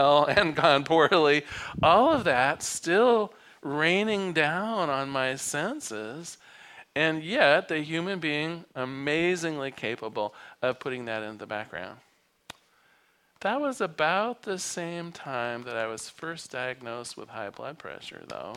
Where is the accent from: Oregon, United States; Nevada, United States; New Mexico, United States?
Oregon, United States; Newport; also born or lived in Eugene, Oregon; I was born on the Oregon coast. I was used to silence at night. I mean, Newport, Oregon at 5 o'clock, it folds up